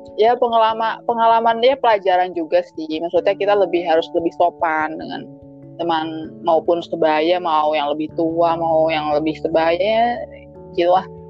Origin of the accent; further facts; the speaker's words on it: Jakarta, Indonesia; moved away; sebagai anak Jakarta dulu